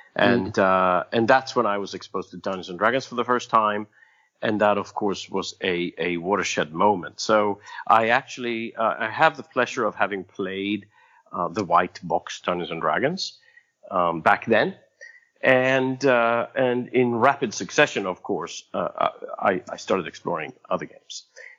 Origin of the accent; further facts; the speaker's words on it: Sweden; I was born in Sweden. I was born in rural Sweden. I wasn't born in rural Sweden, but I moved to rural Sweden. My father was a practicing doctor, so we were traveling around.